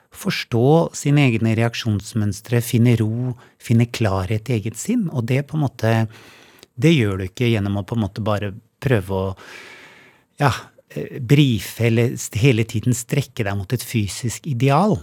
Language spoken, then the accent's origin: Norwegian; Oslo, Norway; moved away as an adult; also born or lived in Hemsedal / Valdres; now in Hemsedal and Valdres, Norway; jeg er jo født og oppvokst i Oslo, men bodde så 20 år i utlandet